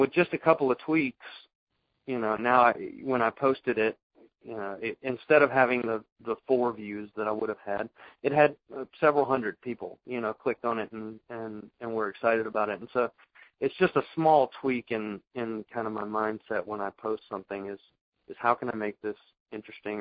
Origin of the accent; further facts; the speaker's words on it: the South, United States; accent: southern; my southern accent